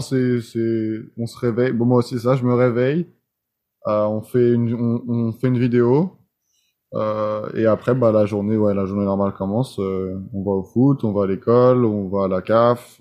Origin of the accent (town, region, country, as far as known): France; first language French; moved away as an adult; now in United States